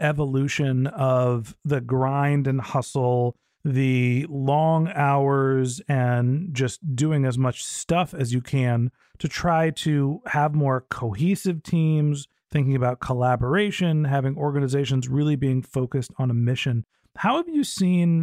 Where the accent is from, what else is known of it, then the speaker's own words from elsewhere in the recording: Silicon Valley, California, United States; when I grew up here in Silicon Valley